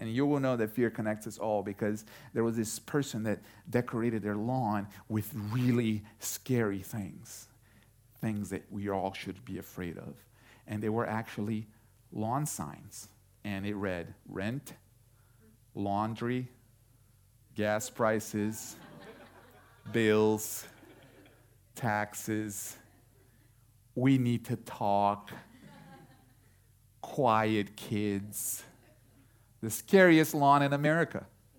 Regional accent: Houston, Texas, United States; Some of you might not know, but we come from Houston, Texas. I wasn't born in Houston, but we spent enough time in Houston to watch enough Astros games to say, go Astros.

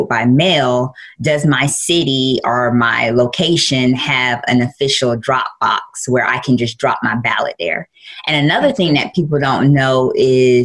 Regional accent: Florida, United States; moved away; I'm originally from Florida.

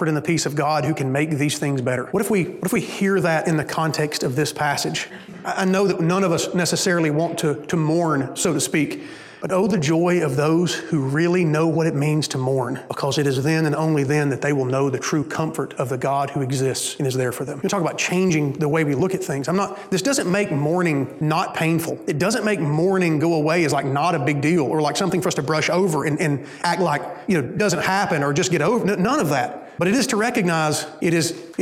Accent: Alabama, United States; moved away; I'm from Alabama. And when you live in Alabama

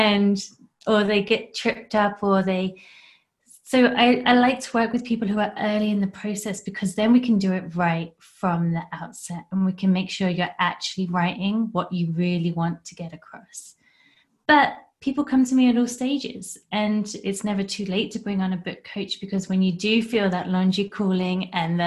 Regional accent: England, United Kingdom; now in Canada; I'm from England originally.

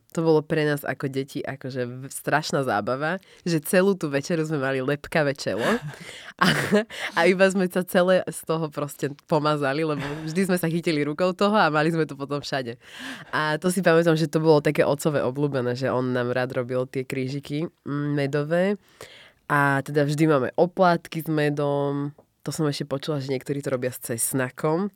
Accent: Slovakia; my samozrejme sme vyrastali a narodili sa na Slovensku, takže my sme proste Slováci

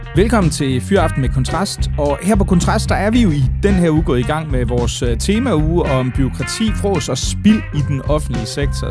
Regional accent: Aarhus, Central Denmark Region, Denmark; now in Amager, Denmark; jeg er jo oprindeligt aarhusianer

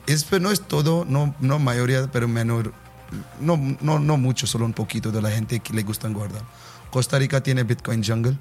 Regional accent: India; Spanish is a second language; soy de la India

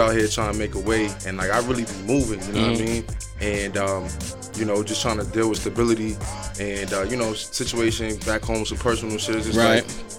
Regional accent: Atlanta, Georgia, United States; now in New York City, United States; I'm originally from New York City. I moved to Atlanta when I was a kid, but I spent all my summers and holidays from like up 18 years here. So right. It's like I spent like 65% of my life in Georgia and like 35% here, but my entire family's from here.

